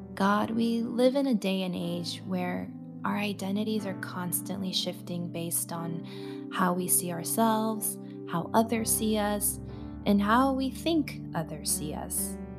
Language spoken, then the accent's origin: English; United States; my identity as a second generation Asian American woman